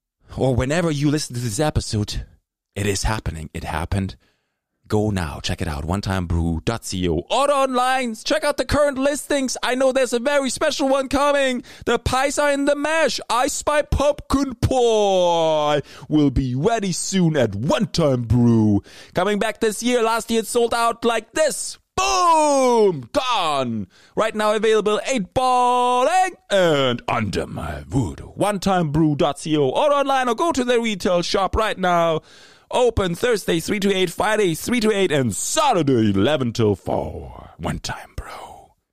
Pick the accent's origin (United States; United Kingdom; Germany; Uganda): Germany; English is a second language; now in Canada; I grew up in Germany. There was always this big rival against the Italian soccer team and the German soccer team.